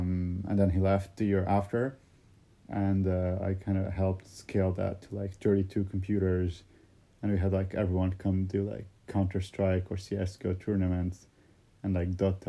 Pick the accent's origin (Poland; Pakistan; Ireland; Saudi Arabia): Saudi Arabia; born there; Well, because when I was born in Saudi, they had made the calculations based on the lunar kind of calendar.